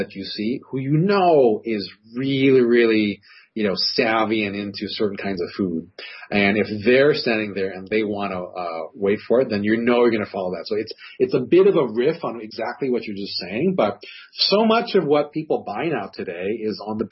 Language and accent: English; Hawaii, United States; moved away; I grew up in Hawaii, and we go back frequently